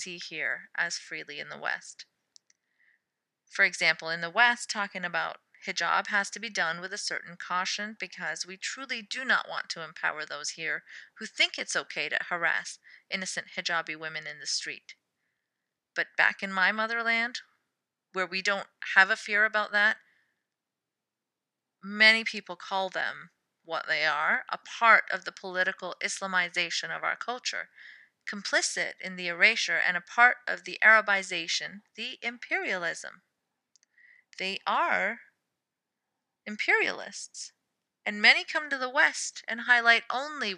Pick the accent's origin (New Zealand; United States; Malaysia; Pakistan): Pakistan; I'm Pakistani and ex-Muslim